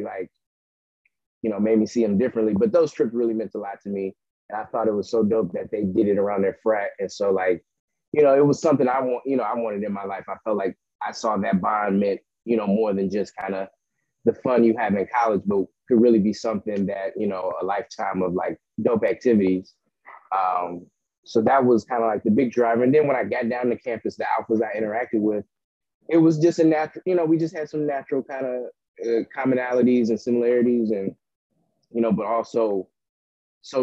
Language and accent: English; Bellwood, Illinois, United States; now in Aurora, United States; I was born in Bellwood